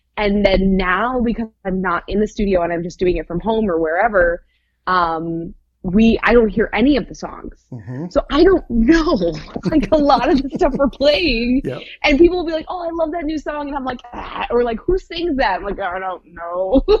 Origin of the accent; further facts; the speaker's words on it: Michigan, United States; moved away as an adult; now in Indianapolis, United States; I am originally from Michigan